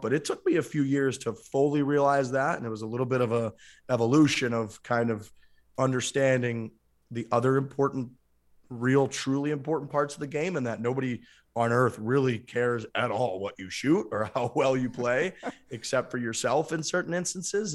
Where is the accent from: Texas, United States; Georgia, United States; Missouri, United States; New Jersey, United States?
Missouri, United States; St. Louis; I grew up in the Saint Louis area